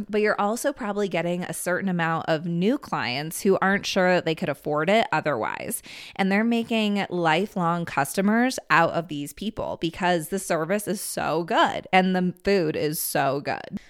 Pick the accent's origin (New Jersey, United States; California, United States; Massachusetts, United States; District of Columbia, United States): District of Columbia, United States; Washington; now in Steamboat Springs, United States; I grew up in the Washington, D C area